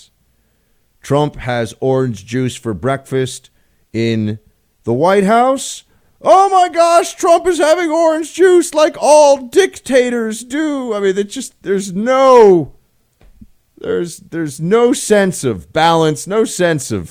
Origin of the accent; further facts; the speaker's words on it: New York City, New York, United States; moved away as an adult; now in Washington, D.C., United States; I grew up in Manhattan.